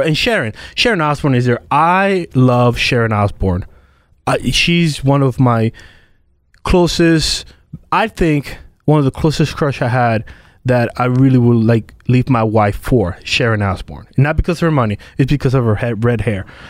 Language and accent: English; Puerto Rico; now in United States; I'm from Puerto Rico.